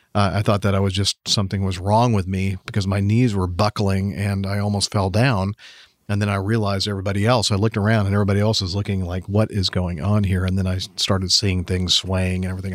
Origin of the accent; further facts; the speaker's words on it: California, United States; moved away; spending a lot of time living and growing up in California